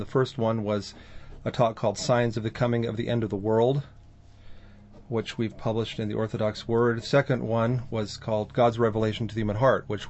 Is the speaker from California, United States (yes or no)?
yes; Fresno, California, United States; my hometown of Fresno